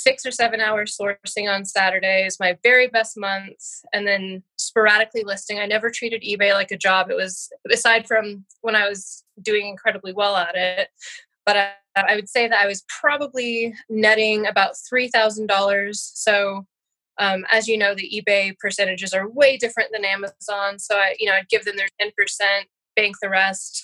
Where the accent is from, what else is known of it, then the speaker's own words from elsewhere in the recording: Alaska, United States; I was born and raised in Alaska